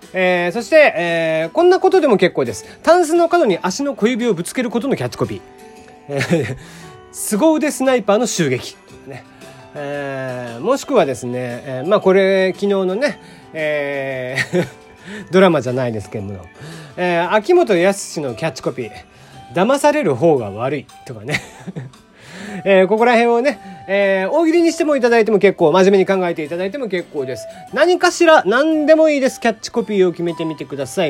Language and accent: Japanese; Kagoshima, Japan; 僕はやっぱ鹿児島生まれなんでね、まあ、結構風とか雨とか慣れている